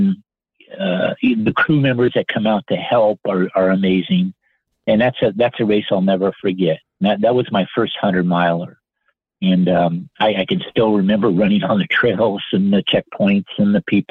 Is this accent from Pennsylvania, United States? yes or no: no; Monrovia, California, United States; I live in Monrovia, and I was born in Monrovia